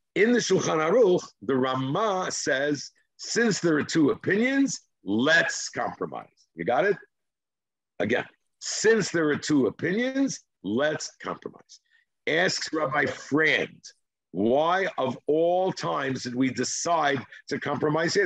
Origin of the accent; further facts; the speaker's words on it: Israel; English is a second language; That's my Israeli background